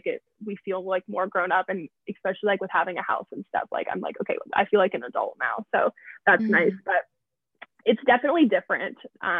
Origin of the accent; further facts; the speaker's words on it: the South, United States; we come from the South where like Southern charm is like supposed to be a thing.